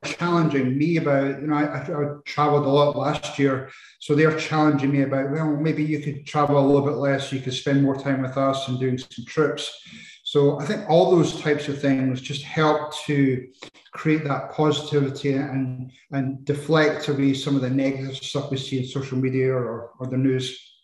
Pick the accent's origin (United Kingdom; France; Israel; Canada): United Kingdom; Edinburgh, Scotland; moved away as an adult; also born or lived in Arizona, United States; I uh, was brought up in Edinburgh, in Scotland